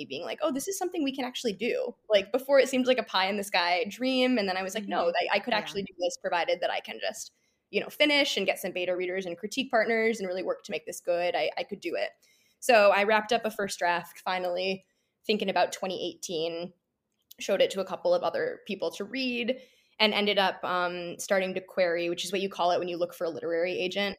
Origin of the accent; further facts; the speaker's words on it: Midwest, United States; moved away as an adult; also born or lived in Chicago / Michigan; now in New York, United States; I grew up in the Midwest and I went to college in Chicago